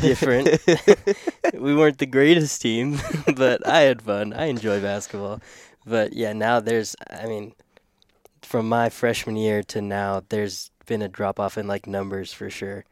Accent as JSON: {"language": "English", "region": "Oklahoma", "country": "United States", "tie": "born or raised there", "moved": "yes", "lives_now": "Crofton, United States", "said": "I grew up in Oklahoma"}